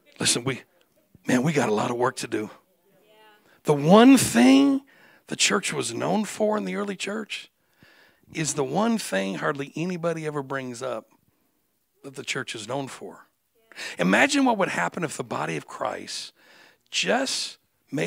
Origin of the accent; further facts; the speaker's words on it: Michigan, United States; I was born and raised in Michigan